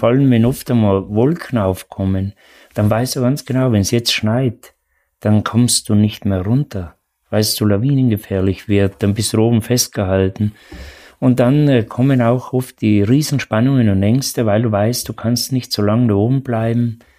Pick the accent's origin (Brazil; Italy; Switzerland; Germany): Italy; Trentino-Alto Adige; oder bei uns in Südtirol den höchsten Berg, den Ortler